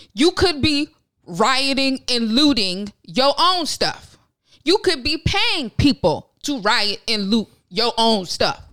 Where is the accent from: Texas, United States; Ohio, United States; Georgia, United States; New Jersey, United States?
Ohio, United States; Westlake; I was born in Westlake, Ohio